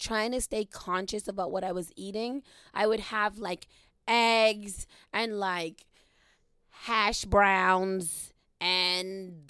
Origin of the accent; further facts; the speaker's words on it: Boston, Massachusetts, United States; I'm right from where I live now, right in Dorchester. Dorchester-Roxbury line. I think I'm technically Roxbury.